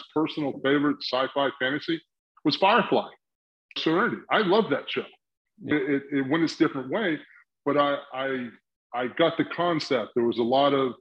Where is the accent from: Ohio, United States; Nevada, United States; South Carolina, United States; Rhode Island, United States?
South Carolina, United States; I grew up in South Carolina